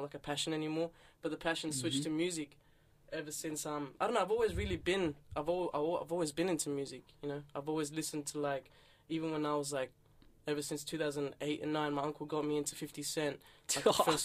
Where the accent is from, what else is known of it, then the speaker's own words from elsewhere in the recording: Melbourne, Victoria, Australia; also born or lived in Iran / Afghanistan; I'm Afghan by nationality. I was born in Iran, though. And then we moved here as a whole family because of the war and fleeing and everything. Moved to Melbourne 2004. Mm-hmm. Been here ever since. Grown up here